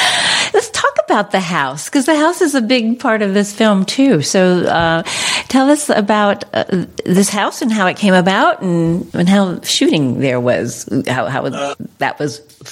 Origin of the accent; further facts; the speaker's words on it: East Coast, United States; I'm from the East Coast originally. I've lived all over the country, but East Coast.